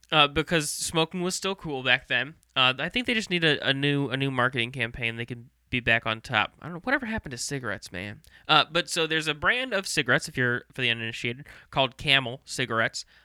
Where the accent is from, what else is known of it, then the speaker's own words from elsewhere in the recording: St. Louis, Missouri, United States; also born or lived in Myrtle Beach, South Carolina; I was born in South Carolina, Myrtle Beach